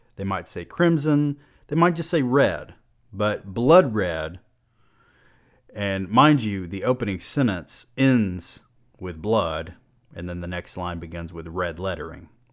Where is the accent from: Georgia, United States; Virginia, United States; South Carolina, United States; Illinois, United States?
Georgia, United States; I am also a rural southern man. I grew up in Georgia